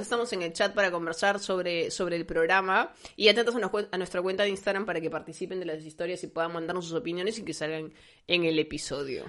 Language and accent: Spanish; Lima, Peru; yo he crecido en Lince, que he pasado mi, niñez, mi, pubertad, mi adolescencia en Lince